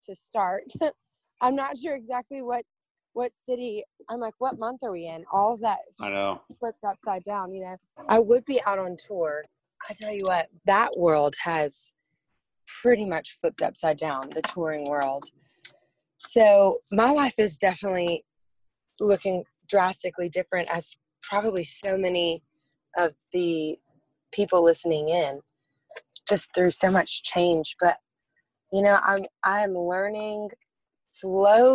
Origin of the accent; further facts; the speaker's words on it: Lafayette, Louisiana, United States; Lafayette is, in retrospect to really big cities, I would say it's on the smaller side of things. There's about 150,000 people that live there. I grew up surrounded by this culture of music